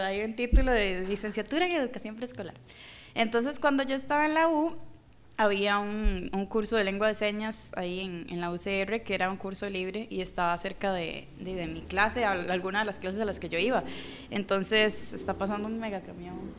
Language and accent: Spanish; Costa Rica; yo soy de Costa Rica